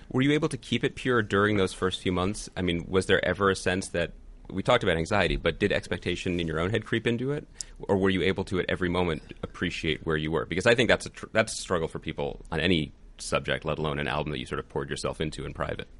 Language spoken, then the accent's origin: English; Philadelphia, Pennsylvania, United States; From Philly